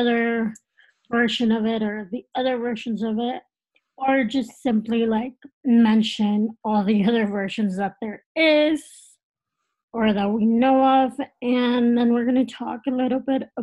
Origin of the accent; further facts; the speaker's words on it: Texas, United States; moved away; I'm originally from Texas